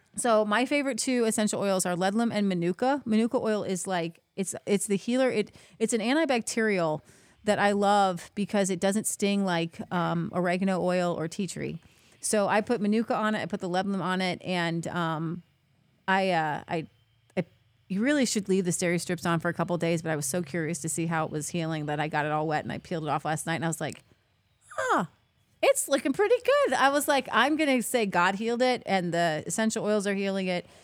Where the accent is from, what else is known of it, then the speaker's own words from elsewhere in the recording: Cincinnati, Ohio, United States; I'm from Cincinnati, right over the river